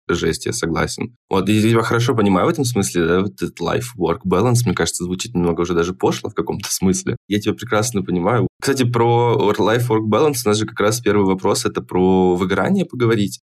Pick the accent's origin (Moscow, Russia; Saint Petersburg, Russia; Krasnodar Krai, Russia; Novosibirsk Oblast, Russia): Krasnodar Krai, Russia; Krasnodar; я из Краснодара, там работал в Краснодаре